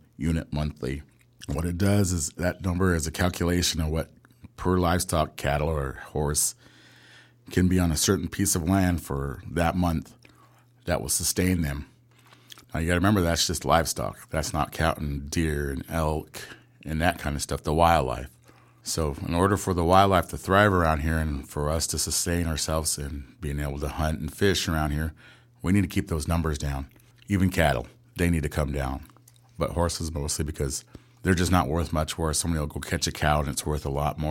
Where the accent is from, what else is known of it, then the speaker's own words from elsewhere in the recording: Dry Creek, Warm Springs Reservation, Oregon, United States; also born or lived in Tenino; I grew up in Dry Creek mostly with the Greens and the Tohets